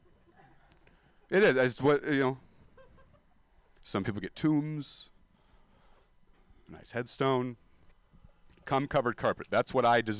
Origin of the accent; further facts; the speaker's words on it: Stockton, California, United States; now in San Francisco, United States; I'm a dropout from Stockton, California